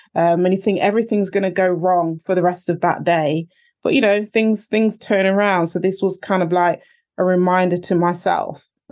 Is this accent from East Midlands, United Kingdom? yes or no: yes; Nottingham, East Midlands, United Kingdom; I was born in Nottingham. My parents came over from Jamaica a long time ago